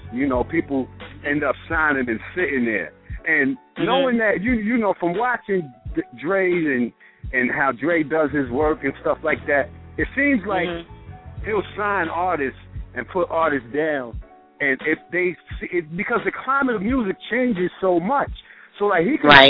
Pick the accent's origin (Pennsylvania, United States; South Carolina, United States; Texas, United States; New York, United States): New York, United States; New York City; also born or lived in Dayton, Ohio; I'm from Brooklyn, New York, and I had the opportunity to live in Dayton, Ohio, at junior high years, you know, and then I came back to New York